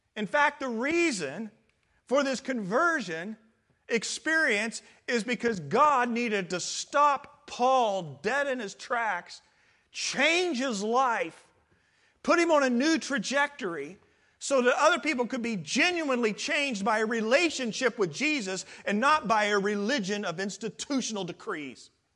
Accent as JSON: {"language": "English", "region": "Midwest", "country": "United States", "tie": "born or raised there", "moved": "as an adult", "lives_now": "California, United States"}